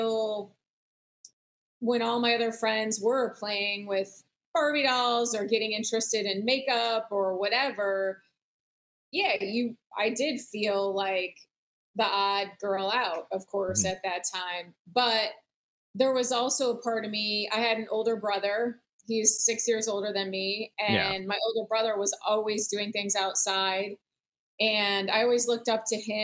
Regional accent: the Midwest, suburbs of Chicago, Illinois, United States; moved away as an adult; also born or lived in Michigan; now in Florida, United States; growing up in the Midwest, spending time fishing in the suburbs of Chicago

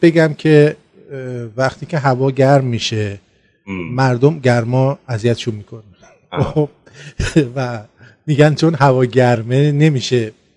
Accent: Iran; ما ایرانی هستیم

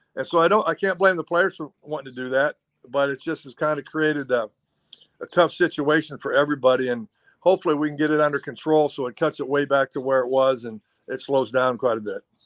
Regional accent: Ohio, United States; moved away as an adult; also born or lived in Oregon; I'm from Ohio and I went to school in Oregon

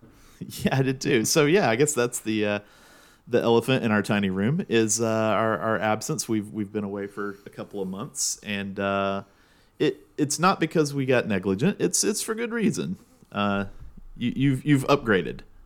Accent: Georgia, United States; two guys growing up in Georgia

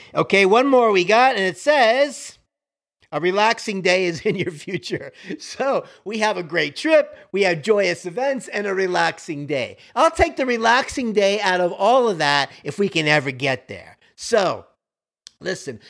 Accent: Miami, Florida, United States; I grew up like that on Kendall Drive in Miami, right by Baptist Hospital.

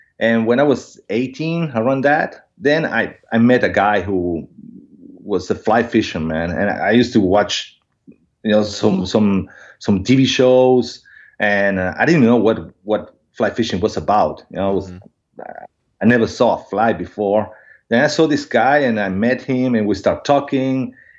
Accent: Buenos Aires, Argentina; English is a second language; And living in a city, I was born in Buenos Aires, so it's a big city.

